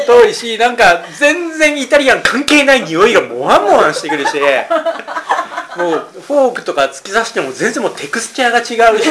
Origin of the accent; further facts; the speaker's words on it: Kyushu, Kagoshima, Japan; moved away as an adult; also born or lived in Osaka / Nagoya; 僕はあの九州、鹿児島の出身で